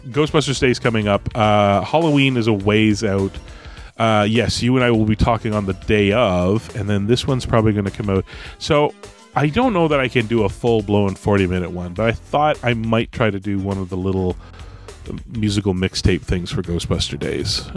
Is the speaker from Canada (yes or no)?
yes; Canada; we're Canadian